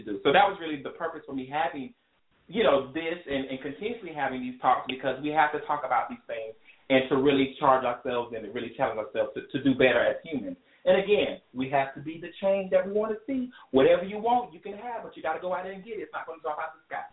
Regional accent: South Carolina, United States; I'm from South Carolina. We dealt with that Confederate flag stuff when I was in high school

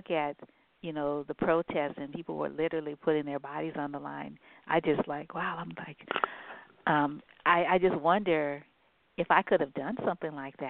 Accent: San Francisco, California, United States; also born or lived in New Orleans, Louisiana; I'm from Louisiana, I'm from New Orleans. And so whenever it's like, even though, I grew up in San Francisco, when I was in New Orleans, it was segregated still. That was one of the reasons why we left.

